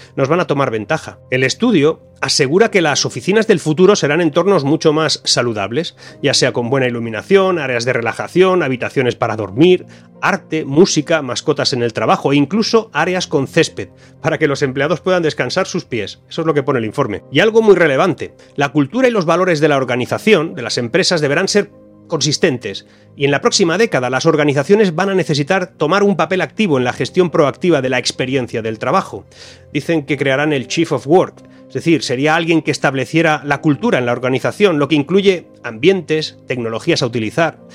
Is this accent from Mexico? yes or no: no; Spain; mi país